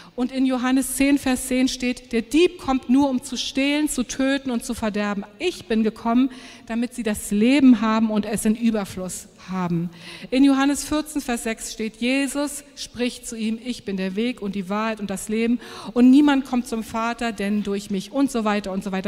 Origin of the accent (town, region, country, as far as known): Germany